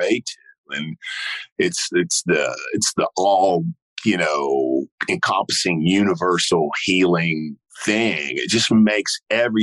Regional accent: Beaumont, Texas, United States; I was from Beaumont

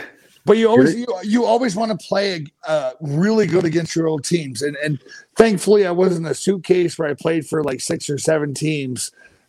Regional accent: Lethbridge, Alberta, Canada; born or raised there; moved away

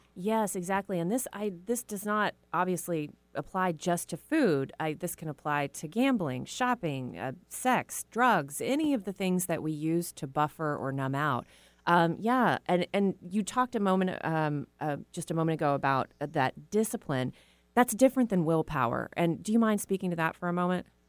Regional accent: Texas, United States; I was raised in Texas

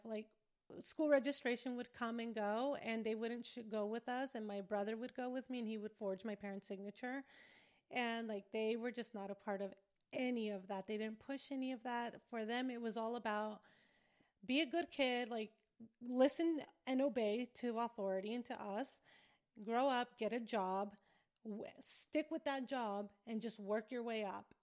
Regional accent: Riverside, California, United States; moved away as an adult; also born or lived in New York; I am from California, Southern California, Riverside, and I am Mexican, Mexican American

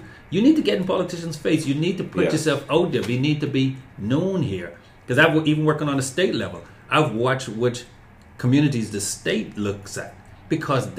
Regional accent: Bahamas; moved away as an adult; also born or lived in Chicago; now in United States; I make it known I'm from the Bahamas, and that's where I'm from

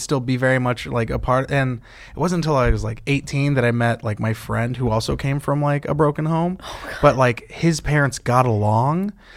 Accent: California, United States; I'm from California

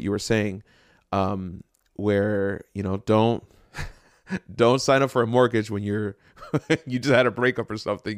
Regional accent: Jersey City, New Jersey, United States; I grew up in Jersey City

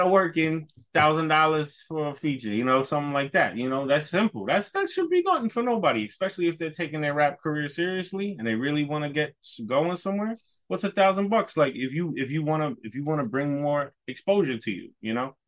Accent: New York, United States; moved away; also born or lived in Poconos / Maine; growing up in New York

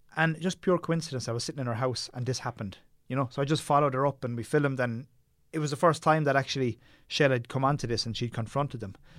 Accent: Tipperary, Munster, Ireland; I grew up in Tipperary

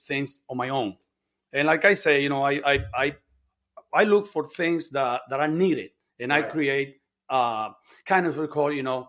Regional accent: Bronx, New York, United States; And another thing is growing up in New York. New York is a tough city. I grew up in the Bronx. It is a tough city.

